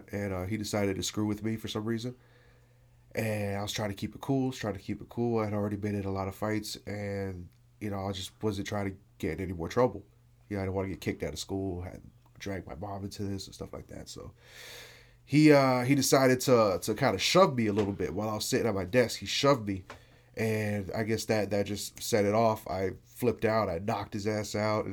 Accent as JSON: {"language": "English", "town": "Miami", "region": "Florida", "country": "United States", "tie": "born or raised there", "said": "Miami, Florida. I grew up in a neighborhood called Cutler Ridge"}